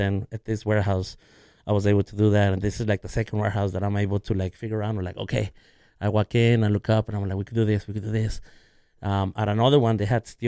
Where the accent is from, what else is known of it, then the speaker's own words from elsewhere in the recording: Los Angeles, California, United States; I grew up in South